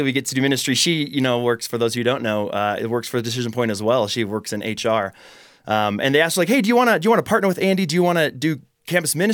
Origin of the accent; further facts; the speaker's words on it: Austria; I mean, so I grew up in Austria. I was involved in public schools there, and, and the message I would receive in Austrian public schools was